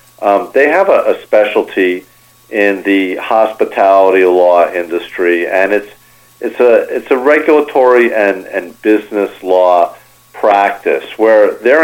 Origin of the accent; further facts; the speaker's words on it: New Jersey, United States; moved away as an adult; also born or lived in New York City, New York / New York; now in South Florida, United States; So I'm originally from New York, New York City. I grew up in New Jersey. I practiced law in New York for a number of years before moving down to Florida 25 years ago.